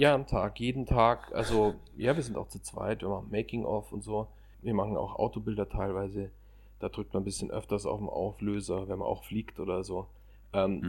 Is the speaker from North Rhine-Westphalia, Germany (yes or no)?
no; Munich, Bavaria, Germany; Ich bin als Münchner generell viel in den Bergen